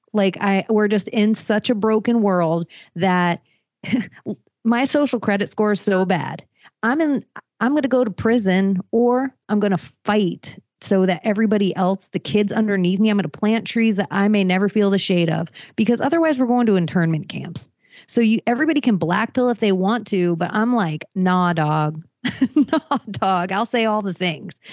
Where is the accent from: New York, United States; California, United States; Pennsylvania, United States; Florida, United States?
Florida, United States; Palm Beach; I'm from Florida. I'm from Palm Beach